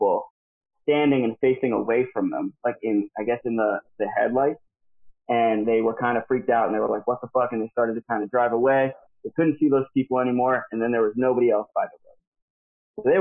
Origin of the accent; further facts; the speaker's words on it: Doylestown, Pennsylvania, United States; I'm from Doylestown, Pennsylvania.